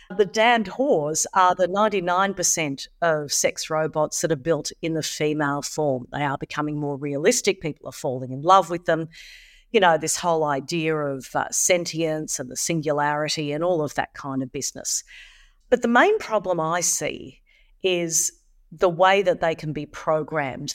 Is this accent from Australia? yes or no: yes; Australia; Here in Australia